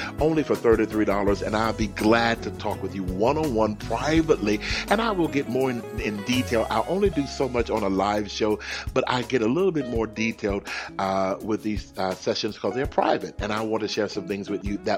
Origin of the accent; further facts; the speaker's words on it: Houston, Texas, United States; now in California, United States; I come from Houston